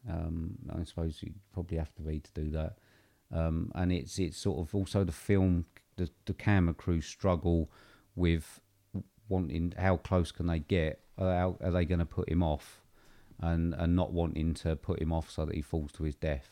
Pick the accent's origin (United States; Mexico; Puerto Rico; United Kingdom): United Kingdom; we're obviously British